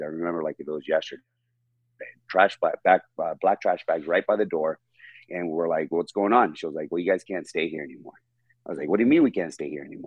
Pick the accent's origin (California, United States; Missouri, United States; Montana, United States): California, United States; Riverside; also born or lived in Temecula, California / Los Angeles, California; So I'm from Riverside, California